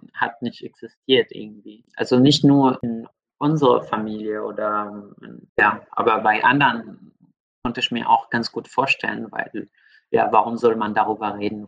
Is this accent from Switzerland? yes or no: no; Syria; moved away; also ich bin in Syrien aufgewachsen, und ich habe einen großen Teil meines Lebens dort gebracht